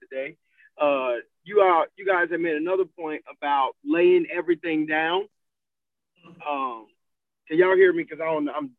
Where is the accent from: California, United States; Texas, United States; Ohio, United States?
Ohio, United States; I was born in Ohio